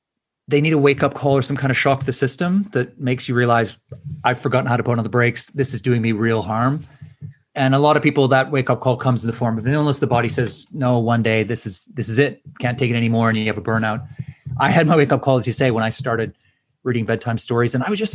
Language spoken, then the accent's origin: English; Edmonton, Alberta, Canada; I was just wandering around a academic fair in my hometown in Edmonton